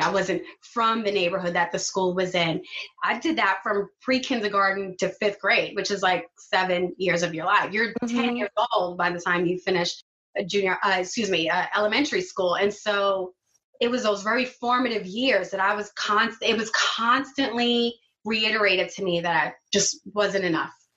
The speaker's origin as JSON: {"language": "English", "town": "New York City", "region": "New York", "country": "United States", "tie": "born or raised there", "said": "I grew up in Flatbush"}